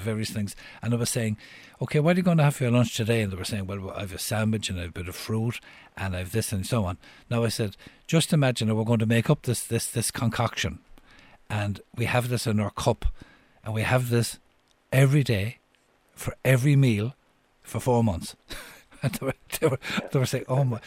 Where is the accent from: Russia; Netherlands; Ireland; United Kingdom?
Ireland; Cork, Munster; moved away; I'm from Cork originally